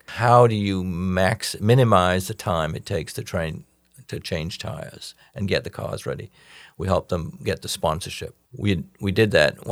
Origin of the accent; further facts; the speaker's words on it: England, United Kingdom; now in United States; this stodgy Englishman